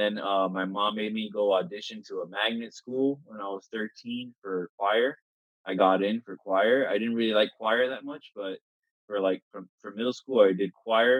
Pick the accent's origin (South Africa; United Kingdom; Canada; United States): United States; Miami, Florida; I'm from Miami, Florida, in South Florida